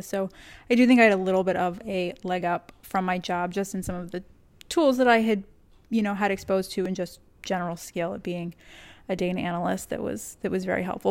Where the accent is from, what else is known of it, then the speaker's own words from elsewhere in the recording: Texas, United States; moved away; also born or lived in Northeast US; I grew up in Texas